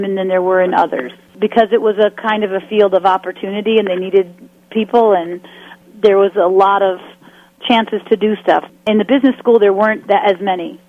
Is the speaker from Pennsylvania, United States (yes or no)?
no; Winnetka, Illinois, United States; I grew up in Winnetka, Illinois, on the North Shore of Chicago